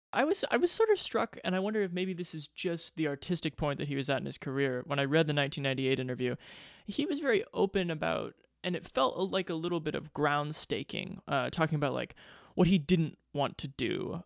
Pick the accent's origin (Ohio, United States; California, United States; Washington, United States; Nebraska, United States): Nebraska, United States; Omaha; my hometown of Omaha, Nebraska